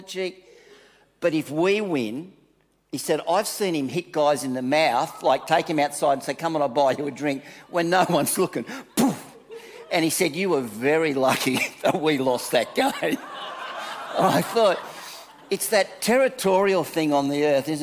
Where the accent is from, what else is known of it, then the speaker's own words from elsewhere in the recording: Manly, New South Wales, Australia; I came from Manly